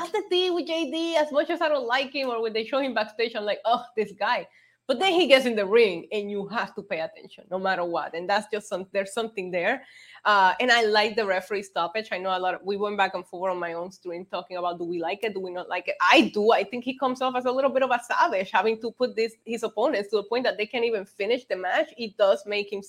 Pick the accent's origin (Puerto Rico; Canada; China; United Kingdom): Puerto Rico; moved away; I grew up in Puerto Rico.